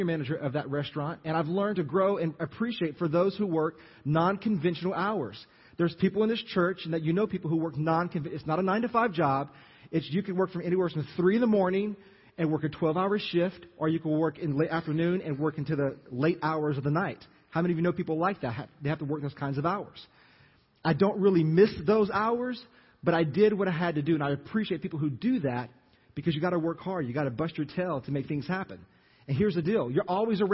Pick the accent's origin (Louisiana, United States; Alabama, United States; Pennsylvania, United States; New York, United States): Louisiana, United States; Jennings; moved away as an adult; also born or lived in Lafayette, Louisiana; you know where Jennings is. That's my hometown